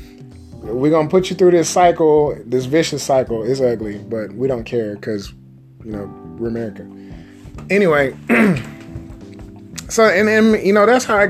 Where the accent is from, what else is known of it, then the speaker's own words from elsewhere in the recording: United States; being an American